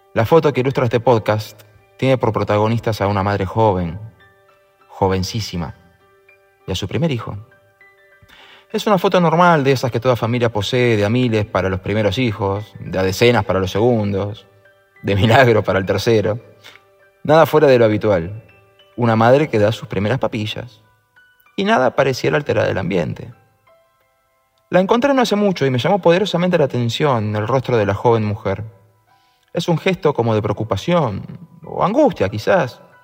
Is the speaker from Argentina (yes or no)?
yes; Argentina; en mi país, los que crecimos con democracia